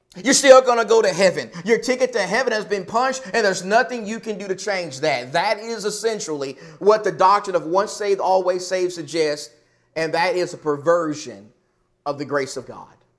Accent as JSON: {"language": "English", "region": "the South", "country": "United States", "moved": "yes", "lives_now": "Arizona, United States", "said": "I'm from the South"}